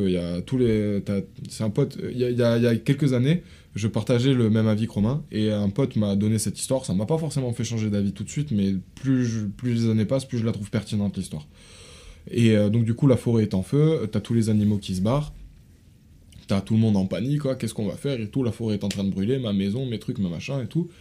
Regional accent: France; je suis né en France

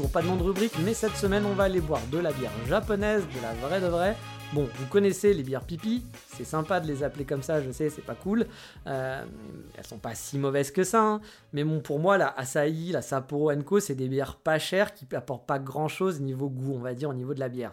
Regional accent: France; moved away; also born or lived in Japan; on est français

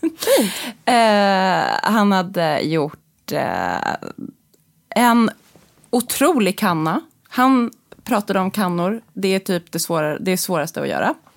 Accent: Sweden; som svensk journalist

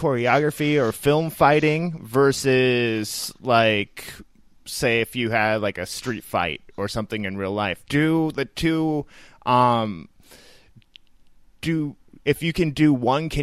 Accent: Midwest, United States; now in Bay Area, United States; growing up in the Midwest

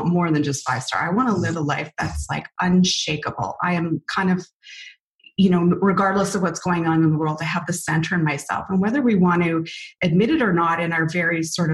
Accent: Canada; we're Canadian

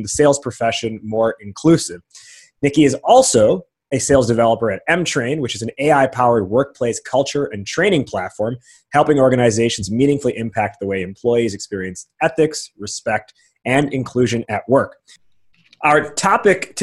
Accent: outside Chicago, Illinois, United States; I live in Chicago now, and I grew up outside Chicago

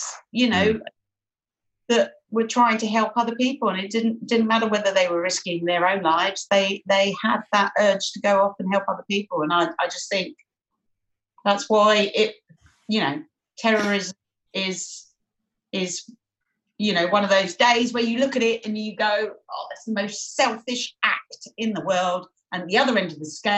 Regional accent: London, United Kingdom; accent: Cockney; I was born in Barts, London. As I mentioned, I'm a Bow Bell Cockney.

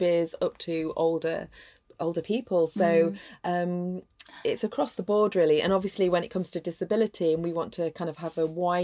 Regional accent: North East Lincolnshire, Yorkshire and the Humber, United Kingdom; now in Sheffield, United Kingdom; I'm from northeast Lincolnshire.

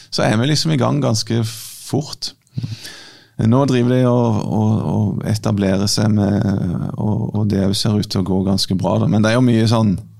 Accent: Kenya; jeg er fra Kenya

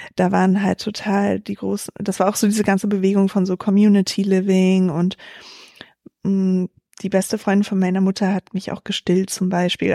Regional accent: Berlin, Germany; also born or lived in Hesse; Also ich bin in Berlin geboren und in Berlin auch aufgewachsen, den Großteil meiner Kindheit

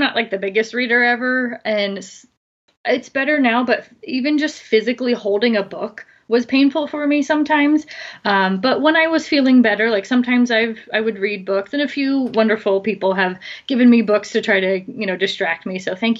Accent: Philadelphia, Pennsylvania, United States; now in San Diego, United States; Philly area, and I had way too many winters and bad weather, and I decided to save money and pay a lot of money to live in San Diego, where it's warm and sunny most of the time.

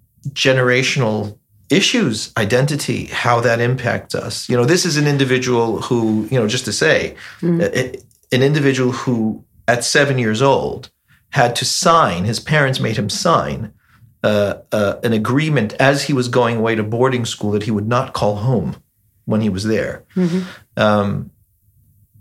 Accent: United States; as an American

